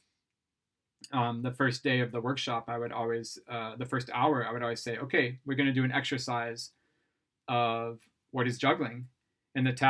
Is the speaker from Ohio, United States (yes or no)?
yes; Ohio, United States; moved away as an adult; now in Sweden; I'm from Ohio